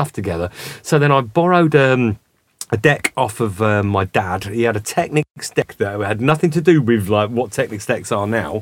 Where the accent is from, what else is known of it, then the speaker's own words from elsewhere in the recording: Milton Keynes, South East England, United Kingdom; also born or lived in London; We used to go and watch a guy in Milton Keynes, so that's where I kind of grew up. I'm from London originally, but that's where I grew up, as in, you know, I went to school